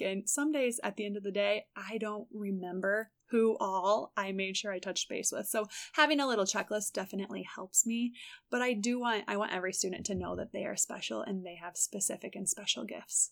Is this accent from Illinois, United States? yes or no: yes; Morton, Illinois, United States; I grew up in Morton, Illinois